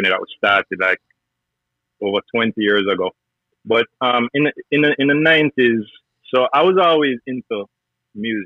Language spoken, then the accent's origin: English; Jamaica; now in United States; growing up in Jamaica